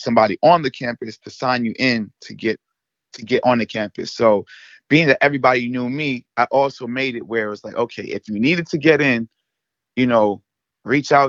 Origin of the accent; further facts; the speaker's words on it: New York, United States; I'm from New York